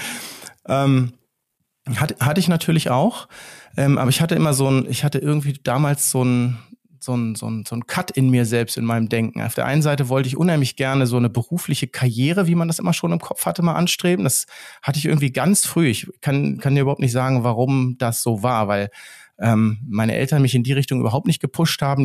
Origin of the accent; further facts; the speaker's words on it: Steinhuder Meer, Lower Saxony, Germany; ich wohne ja hier, hier an so einem See, wo ich auch aufgewachsen bin am Steinhuder Meer